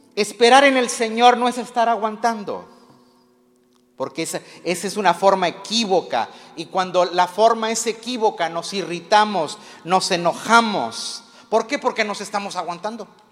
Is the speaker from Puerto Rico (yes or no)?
no; Mexico; los que somos mexicanos